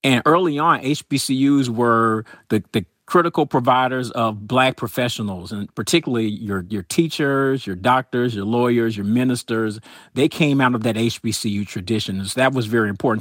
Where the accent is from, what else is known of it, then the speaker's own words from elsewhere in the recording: Atlanta, Georgia, United States; I grew up in Atlanta, so I went to Atlanta Public Schools